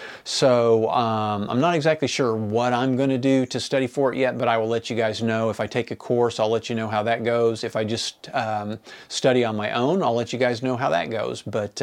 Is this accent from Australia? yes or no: no; Enid, Oklahoma, United States; And so the book is about growing up in my hometown of Enid, Oklahoma in the 1970s.